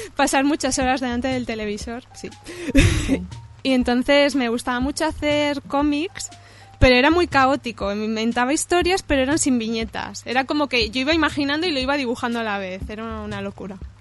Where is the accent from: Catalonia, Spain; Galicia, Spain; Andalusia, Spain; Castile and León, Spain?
Catalonia, Spain; Cerdanyola del Vallès; accent: Spanish; moved away as an adult; now in France; soy de Sardañola